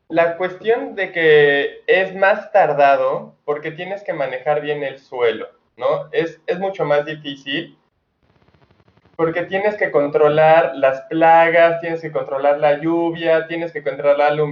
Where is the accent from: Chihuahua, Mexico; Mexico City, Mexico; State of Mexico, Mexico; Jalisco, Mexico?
Mexico City, Mexico; Yo vengo de la Ciudad de México y como todos los que nos venimos al interior del país, ya sabes, la típica de ya estaba harta de, de la contaminación